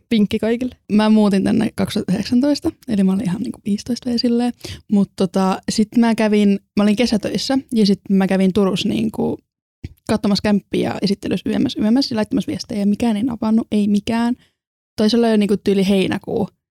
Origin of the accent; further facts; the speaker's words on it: Estonia; also born or lived in Salo, Finland; now in Turku, Finland; mä oon Virosta alun perin.